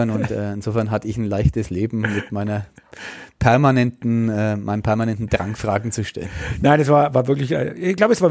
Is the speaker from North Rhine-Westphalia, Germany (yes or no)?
no; Franconia, Bavaria, Germany; accent: Franconian; meinen fränkischen Dialekt